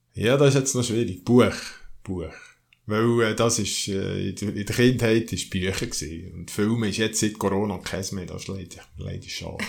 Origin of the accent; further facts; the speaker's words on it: Oberdorf, Solothurn, Switzerland; also born or lived in Bern; Meine Eltern äh, haben 1963 das Haus gebaut hier in Oberdorf